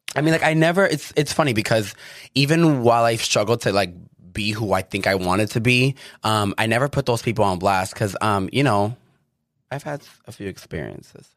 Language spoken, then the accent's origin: English; Chelsea, Massachusetts, United States; moved away as an adult; now in Los Angeles, United States; I grew up, I'm from Chelsea